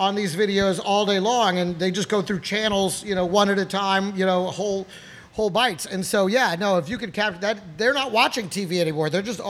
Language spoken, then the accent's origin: English; Dallas, Texas, United States; moved away; I'll be back in Dallas, my hometown.